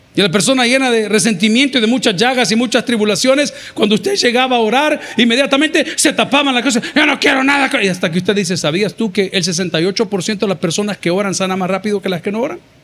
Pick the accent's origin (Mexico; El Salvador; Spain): El Salvador; Del Salvador